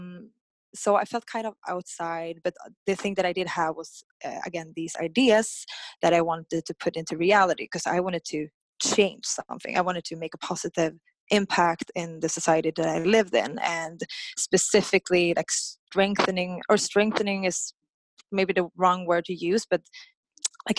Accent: Stockholm, Stockholm County, Sweden; moved away as an adult; I'm born and raised in Stockholm, Sweden

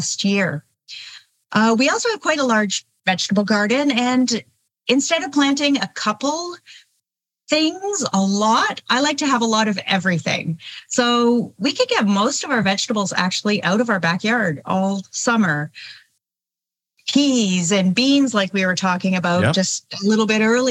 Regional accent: Southern Ontario, Canada; I grew up in Southern Ontario, about an hour outside of Toronto, Ontario

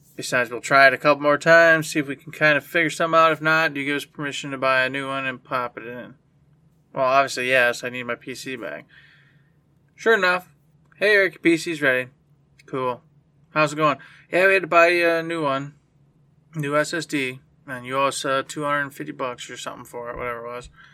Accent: United States; as an American

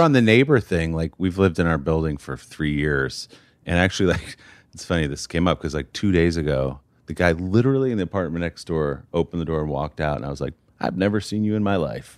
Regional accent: New Jersey, United States; also born or lived in Chicago / New York City; now in New York, United States; when I was five, we moved to New Jersey

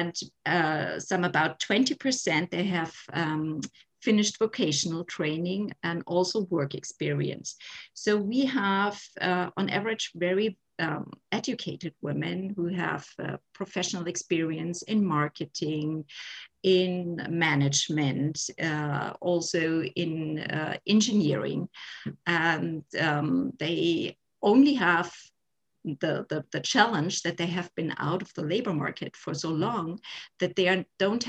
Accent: Germany; also born or lived in Munich

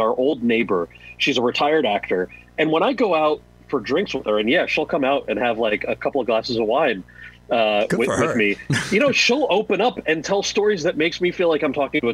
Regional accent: New Jersey, United States; my brother and I are born and raised in New Jersey

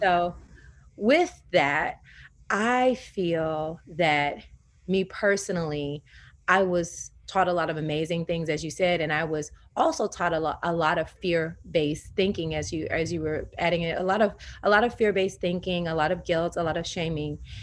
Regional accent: the South, United States; I'm from the South, so Southern Baptist Christian

